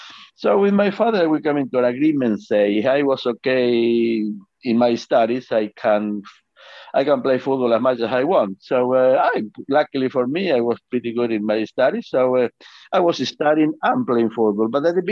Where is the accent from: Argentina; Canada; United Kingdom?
Argentina; I have a very happy childhood, to be honest, because like I said, I was playing football all the time